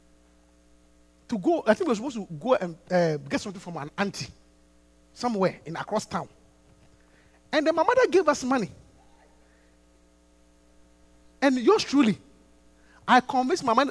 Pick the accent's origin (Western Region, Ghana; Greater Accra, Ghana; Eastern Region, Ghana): Western Region, Ghana; Takoradi; I grew up in Takoradi in the coast.